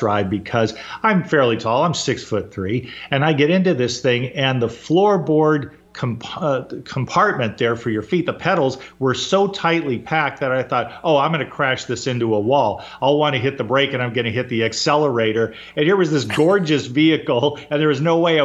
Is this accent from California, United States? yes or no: yes; Fullerton, California, United States; where I grew up in Southern California, in Fullerton, California